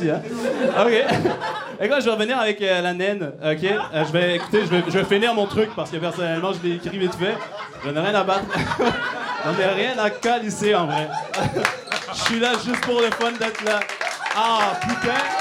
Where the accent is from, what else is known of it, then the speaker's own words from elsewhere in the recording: Montreal, Quebec, Canada; Bon, comme vous pouvez entendre, je viens de Montréal pour euh, venir faire trois minutes de blague